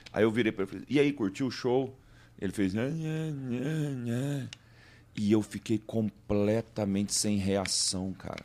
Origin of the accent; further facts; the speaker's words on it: Goiás, Brazil; Como a gente é de Goiás e escuta rock, a gente tem uma origem de sertanejo